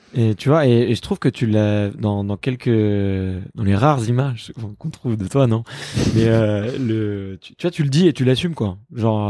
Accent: Paris, Île-de-France, France; je suis né à Paris

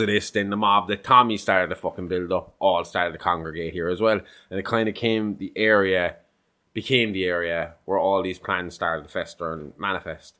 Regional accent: Ireland; we're Irish

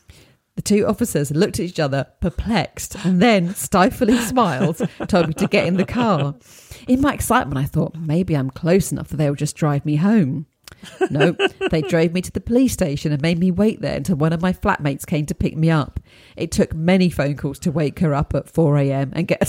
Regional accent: United States; moved away as an adult; now in London, United Kingdom; I grew up in the United States, but at the age of 26, I took a risk and moved to London. That was in 2002.

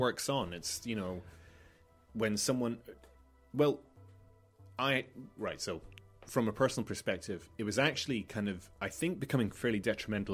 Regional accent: Malta; Growing up in Malta

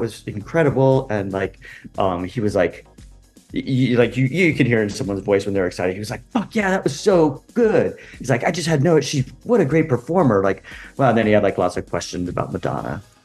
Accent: California, United States; moved away as an adult; also born or lived in Los Angeles; now in New York, United States; I, grew up in California and I lived in LA a couple different times in my life.

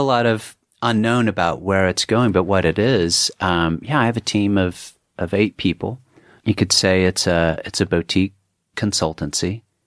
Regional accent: Dallas, Texas, United States; moved away as an adult; also born or lived in Woodstock, New York; being a Texan

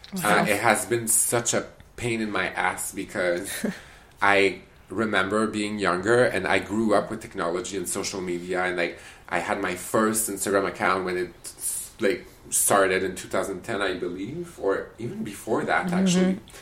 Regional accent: Canada; But I didn't tell him that I was a Canadian.

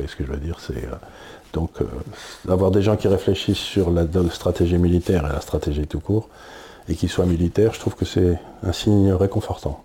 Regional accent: France; en tant que Français

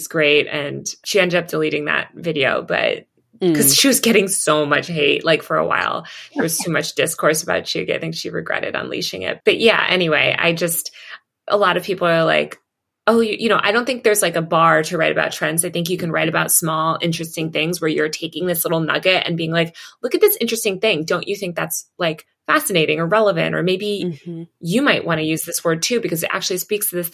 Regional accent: New York, United States; I'm from New York

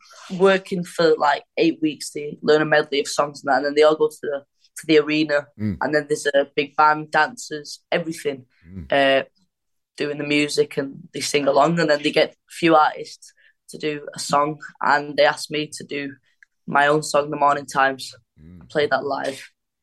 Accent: Wigan, North West England, United Kingdom; I'm from Wigan

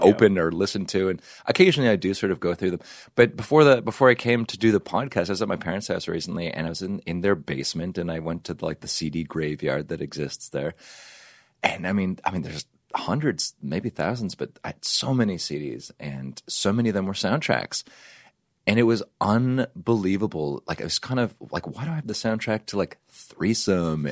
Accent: Canada; now in United States; I'm from Canada

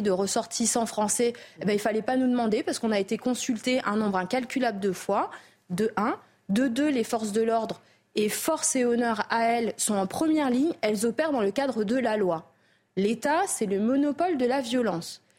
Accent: Mayotte; On est français depuis 1841

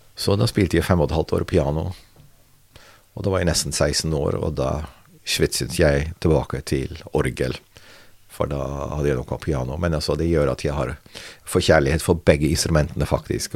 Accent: near Rotterdam, South Holland, Netherlands; Norwegian is a second language; now in Norway; jeg ble født. Eh, Sør-Holland, ikke så langt fra Rotterdam.

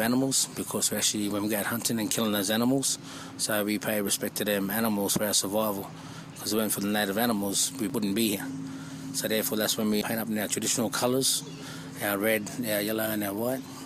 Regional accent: Brisbane, Queensland, Australia; also born or lived in Tenterfield, New South Wales; growing up in Australia, like I'm 40 years old, when I grew up in a little place called Brisbane, up in Queensland, Australia, going through school and stuff

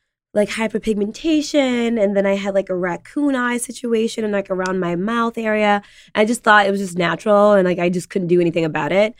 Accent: New York City, New York, United States; also born or lived in Senegal; I was born and raised in Harlem

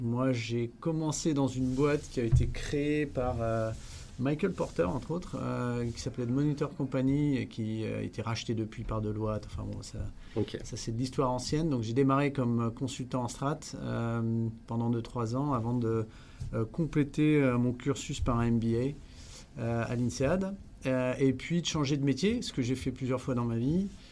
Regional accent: France; moved away as an adult; also born or lived in Netherlands / Rotterdam, Netherlands; je suis hollandais à l'origine, même si j'ai passé une dizaine d'années dans mon enfance en France

